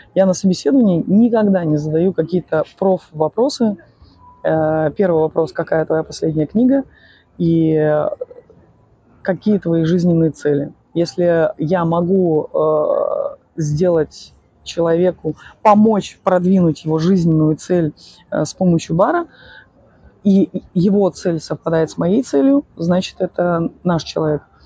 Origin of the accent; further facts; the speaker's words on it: Odesa, Odesa Oblast, Ukraine; я из Одессы